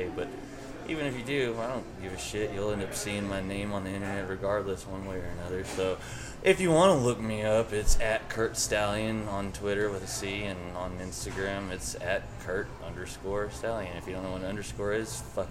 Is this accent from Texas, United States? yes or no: yes; Odessa, Midland, Texas, United States; I was from like Odessa, Midland, which is gross.